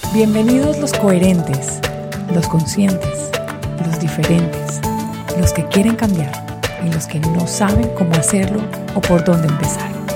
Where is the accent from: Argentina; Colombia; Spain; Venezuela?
Colombia; moved away as an adult; now in Los Angeles, United States; como colombianos crecimos también con la lluvia